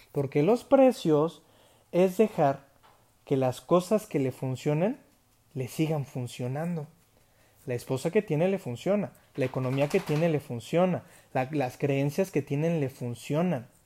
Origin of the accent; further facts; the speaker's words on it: United States; conocí aquí unos amigos que se sorprendieron de que nunca había comido McDonald's siendo yo americano